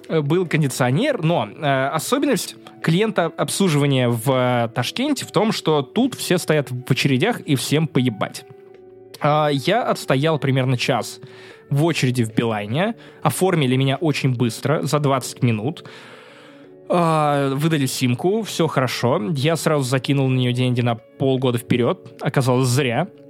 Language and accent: Russian; Russia; also born or lived in Kaliningrad, Russia; я из России